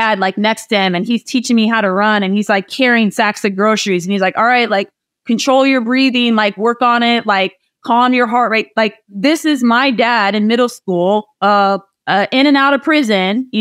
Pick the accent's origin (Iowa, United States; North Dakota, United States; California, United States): Iowa, United States; moved away as an adult; I grew up in Iowa. I walked to school, ran to school every day